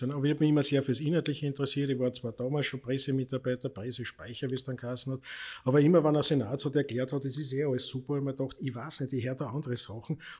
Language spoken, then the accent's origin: German; Vienna, Austria; Ich bin ja als typischer Wiener, äh, habe ja Migrationshintergrund.